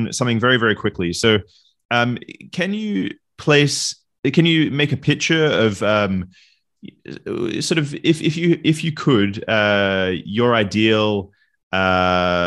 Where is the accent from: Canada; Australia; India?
Australia; moved away; I'm originally from Australia